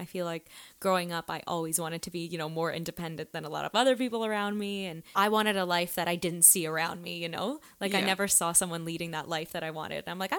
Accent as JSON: {"language": "English", "town": "Toronto", "region": "Ontario", "country": "Canada", "moved": "yes", "lives_now": "Los Angeles, United States", "said": "I'm originally from Toronto, Canada, and I live in LA now with my beautiful girlfriend"}